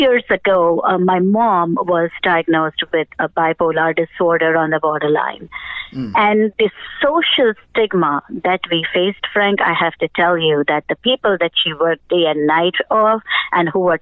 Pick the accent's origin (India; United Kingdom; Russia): India; moved away as an adult; now in United States; I was born in India. And then, you know, in 2000s, we went ahead and immigrated over here to the United States.